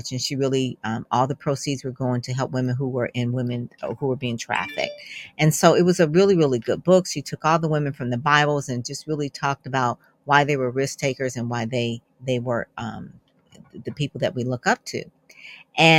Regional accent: Detroit, Michigan, United States; I'm from Detroit, so I was working with automotive companies

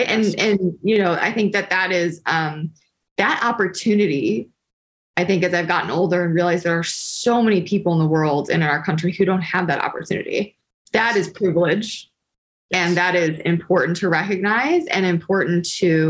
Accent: Detroit, Michigan, United States; I'm from Detroit.

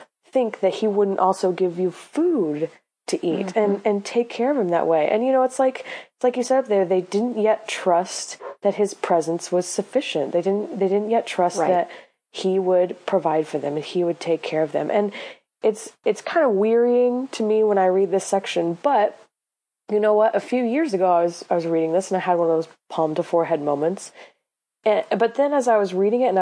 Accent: Illinois, United States; I'm from Illinois. We like corn.

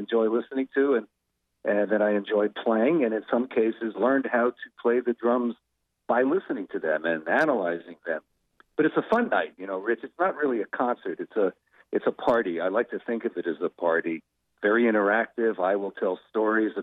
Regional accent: New Jersey, United States; as Jersey musicians

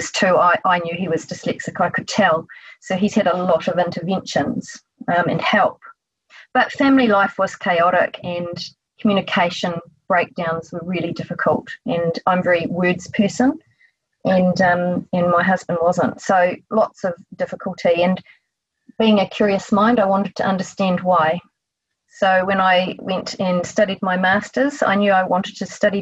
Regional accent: New Zealand; accent: Kiwi; from my accent, you know that I'm a Kiwi from New Zealand.

